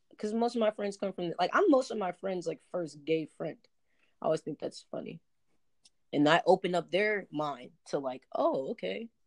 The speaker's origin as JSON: {"language": "English", "region": "Southern United States", "country": "United States", "tie": "born or raised there", "said": "Like I grew up in the South Southern Baptist church."}